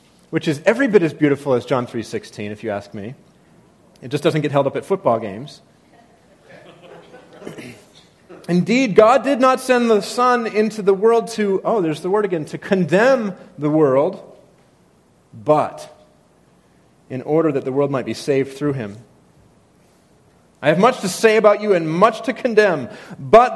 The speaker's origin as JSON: {"language": "English", "region": "New England", "country": "United States", "said": "I come from New England where, you know, sarcasm is like a spiritual gift"}